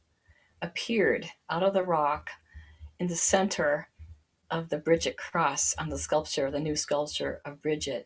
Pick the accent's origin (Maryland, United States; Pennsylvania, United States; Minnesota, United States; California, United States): Minnesota, United States; I'm from Minnesota